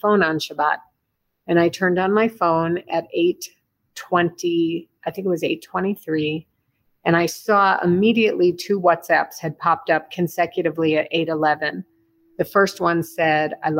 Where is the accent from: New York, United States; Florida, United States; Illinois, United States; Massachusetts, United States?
Illinois, United States; Chicago; moved away as an adult; also born or lived in Berkeley, California; now in Israel; John and I were both born and raised in Chicago. I grew up downtown